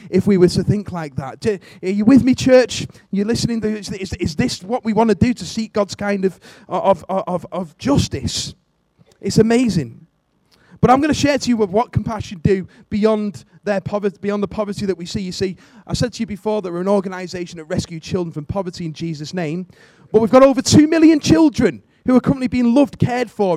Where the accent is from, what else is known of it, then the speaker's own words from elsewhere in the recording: Warrington, North West England, United Kingdom; I'm from Warrington.